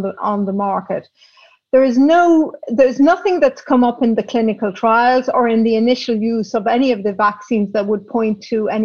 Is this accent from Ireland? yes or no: yes; Dublin, Leinster, Ireland; moved away as an adult; also born or lived in Belgium / Prague / London; now in Amsterdam, Netherlands; I was brought up in Dublin in the 1960s